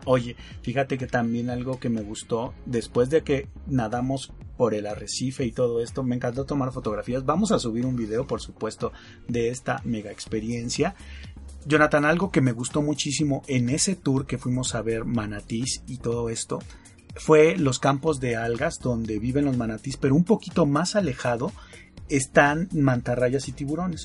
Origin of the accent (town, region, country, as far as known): Mexico